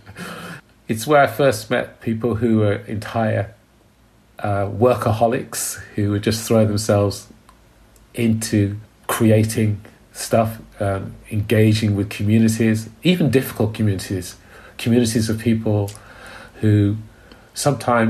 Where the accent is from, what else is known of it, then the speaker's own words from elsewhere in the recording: Birmingham, West Midlands, United Kingdom; I grew up in Borsall Heath, which is quite an impoverished bit of Birmingham